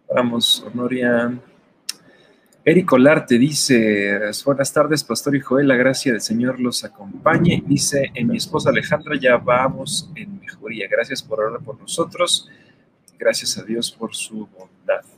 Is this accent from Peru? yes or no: no; Mexico; como mexicanos